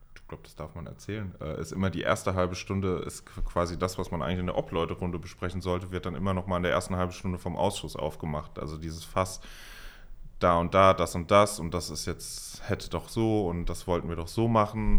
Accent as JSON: {"language": "German", "town": "Mainz", "region": "Rhineland-Palatinate", "country": "Germany", "said": "ich komme aus Mainz"}